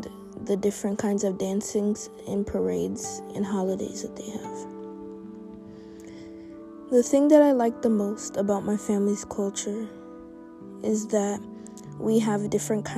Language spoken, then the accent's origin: English; New York City, New York, United States; I am not from Jamaica, like my parents are. I was born in downtown Brooklyn, New York.